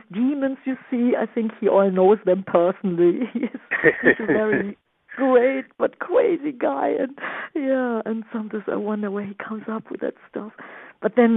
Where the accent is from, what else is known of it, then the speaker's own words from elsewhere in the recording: Düsseldorf, North Rhine-Westphalia, Germany; English is a second language; moved away as an adult; now in New York, United States; my hometown, Düsseldorf, Germany, where everything started